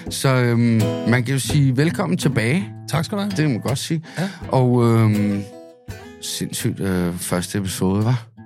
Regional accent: Amager, Capital Region of Denmark, Denmark; Altså, jeg er fra Amager, bare du ved.

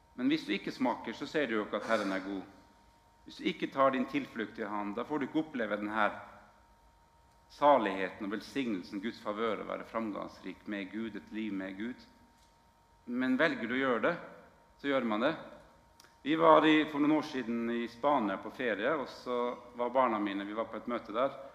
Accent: Northern Norway, Norway; moved away; jeg kommer jo fra Nord-Norge opprinnelig.

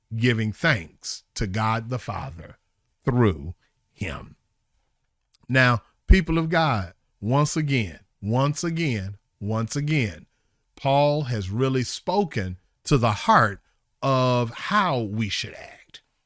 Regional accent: Charlotte, North Carolina, United States; moved away; my hometown in Charlotte

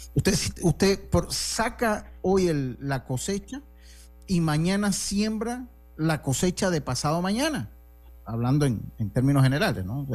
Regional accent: Santo Domingo, Dominican Republic; now in Panama; allá en mi tierra, cuando algo es muy, como muy sencillo, allá en Santo Domingo, decía, eso lo hago yo

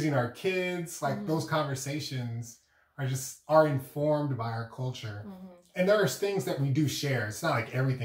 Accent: United States; I'm just regular old African American

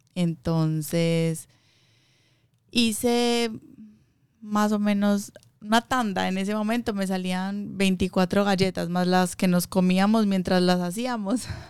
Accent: Medellín, Antioquia, Colombia; moved away; yo soy de Colombia, de Medellín

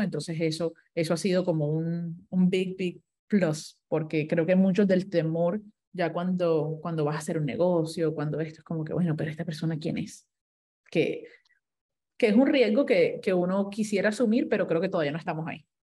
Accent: Colombia; Yo como colombiana, no voy a utilizar el otro idioma que tengo

